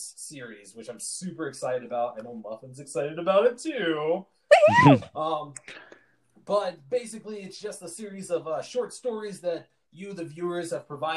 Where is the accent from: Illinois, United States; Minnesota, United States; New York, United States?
Illinois, United States; Chicago; now in Utah, United States; I'm originally from Chicago